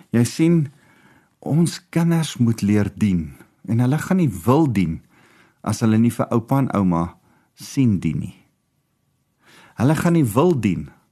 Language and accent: Afrikaans; South Africa; Die Here roep ons as Afrikaners